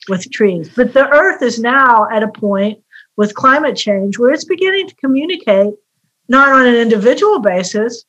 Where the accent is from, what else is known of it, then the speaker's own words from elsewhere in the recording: West Virginia, United States; moved away; I grew up in West Virginia, where I had very close ties to the earth growing up